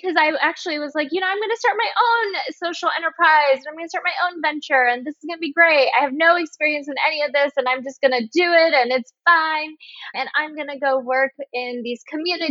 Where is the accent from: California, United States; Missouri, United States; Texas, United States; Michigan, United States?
California, United States; Bay Area; I am from the Bay Area